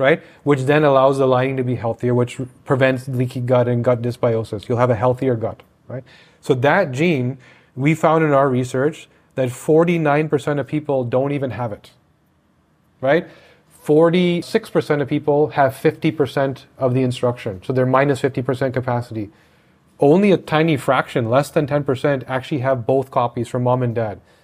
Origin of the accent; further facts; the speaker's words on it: Canada; I'm Canadian